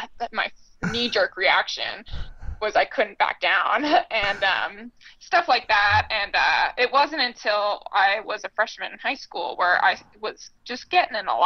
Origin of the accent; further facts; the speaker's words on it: Hawaii, United States; I grew up in Hawaii